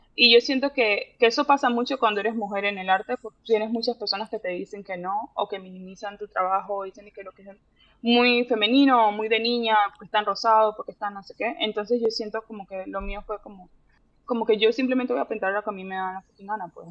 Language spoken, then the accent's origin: Spanish; Panama; moved away as an adult; also born or lived in Miami, United States / Puerto Rico; now in Dallas, United States; yo viví pues en Miami, en Puerto Rico y luego en Panamá, pero yo digo que soy de Panamá porque fue como el lugar donde más he pasado tiempo